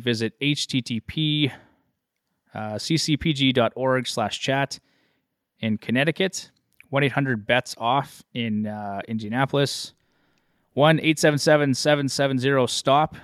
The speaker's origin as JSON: {"language": "English", "country": "Canada", "said": "I'm a Canadian"}